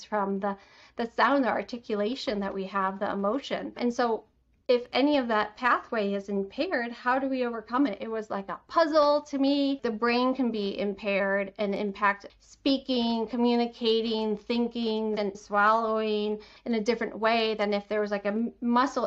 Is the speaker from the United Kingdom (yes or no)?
no; Detroit, Michigan, United States; I'm from Michigan, the Metro Detroit area